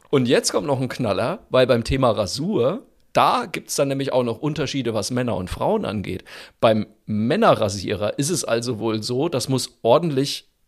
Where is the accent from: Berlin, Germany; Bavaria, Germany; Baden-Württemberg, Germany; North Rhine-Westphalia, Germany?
Bavaria, Germany; Franconia